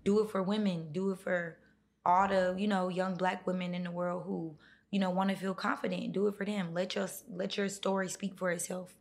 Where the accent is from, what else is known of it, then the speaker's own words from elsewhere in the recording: North Carolina, United States; now in Atlanta, United States; I grew up in North Carolina